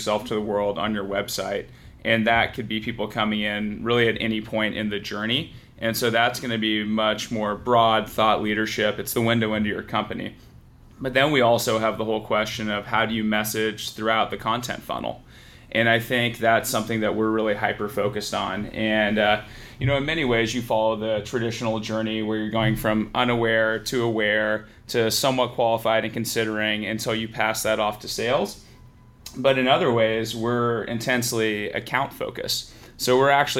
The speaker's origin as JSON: {"language": "English", "area": "San Francisco Bay Area", "region": "California", "country": "United States", "tie": "born or raised there", "said": "I grew up here in the San Francisco Bay Area"}